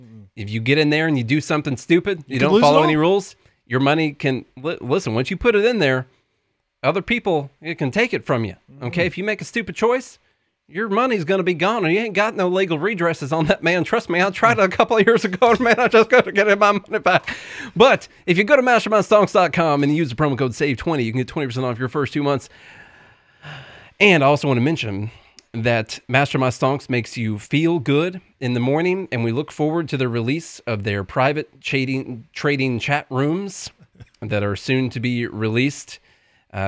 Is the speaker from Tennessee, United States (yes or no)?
yes; Tennessee, United States; That's how you can tell I'm from Tennessee.